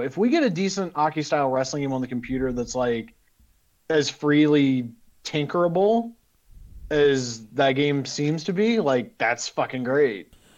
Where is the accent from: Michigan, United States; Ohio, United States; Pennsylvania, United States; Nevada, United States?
Ohio, United States; Western; I'm from Western Ohio